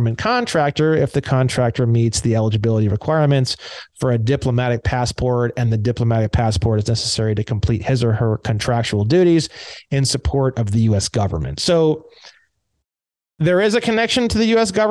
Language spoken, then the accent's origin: English; California, United States; Now, myself as a Californian and you as a Texan, we actually are foreigners to one another in the law.